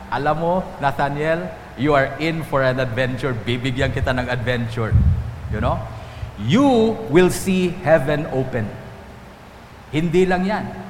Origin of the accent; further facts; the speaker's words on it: Antique, Western Visayas, Philippines; Doon sa amin sa Antique